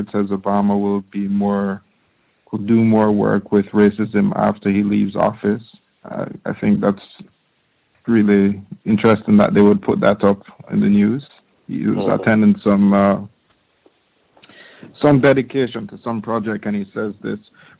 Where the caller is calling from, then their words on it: Norway; I'm calling in from Norway.